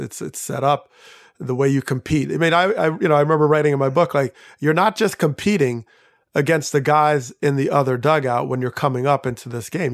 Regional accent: outside of New York, United States; I grew up outside of New York

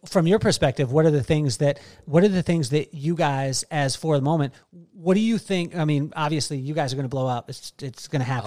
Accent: Central Coast, California, United States; I grew up in the Central Coast

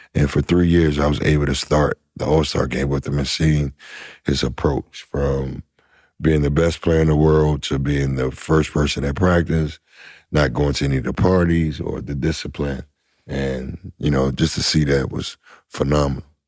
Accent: Washington, United States; I'm from Washington

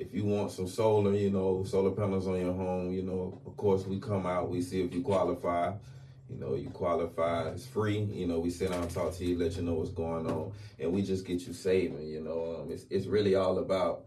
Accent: Montclair, United States; I grew up in Montclair

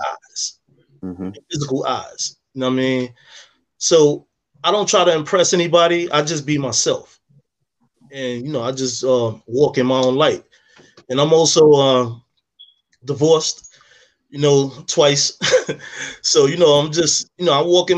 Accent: New York City, New York, United States; moved away; I'm from the city. I'm from Harlem

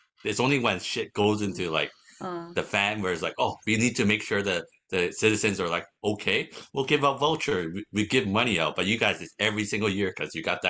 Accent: Canada; also born or lived in Hong Kong / Taiwan; I was born in Hong Kong, moved to Canada when I was 4, lived there ever

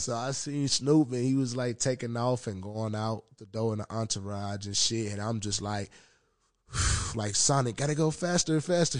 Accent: Memphis, Tennessee, United States; now in Minnesota, United States; That's my hometown

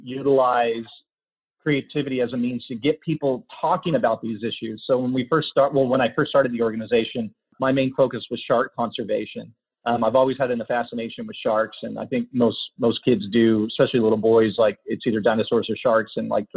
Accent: United States; I grew up in the States

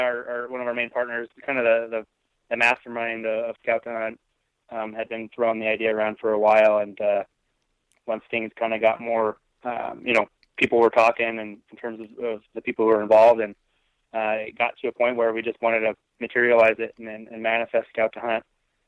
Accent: Boise, Idaho, United States; So personally for me, I'm actually from Boise, Idaho. So I'm a native Idahoan, which kind of helped get me into this in terms of my love for the outdoors, just kind of in my blood.

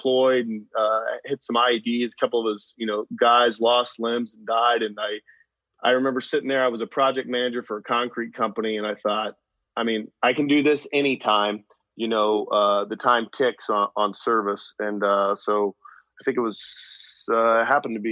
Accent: Beaufort, South Carolina, United States; I grew up in Beaufort, South Carolina, home of Parris Island

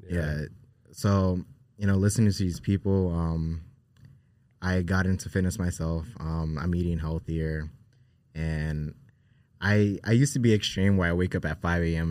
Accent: Newark, New Jersey, United States; we grew up in Newark, New Jersey

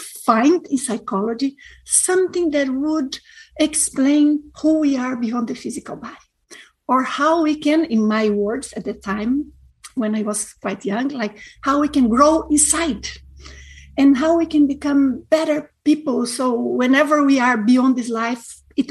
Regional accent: Brazil; moved away; I am from a very small city in Brazil

